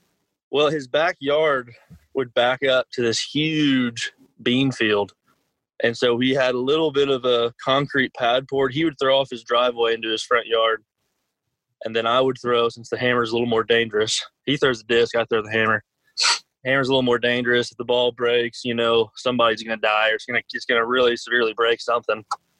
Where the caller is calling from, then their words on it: Kennesaw, Georgia, United States; I'm currently here in Kennesaw, Georgia, at my home.